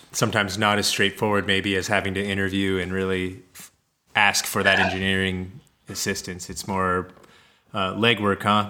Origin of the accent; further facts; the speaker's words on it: Kansas City, United States; moved away; also born or lived in Colorado / Minneapolis, Minnesota; originally, I'm from Kansas City, and kind of was bouncing around, and went out to Colorado and cultivated for a while before getting to Minneapolis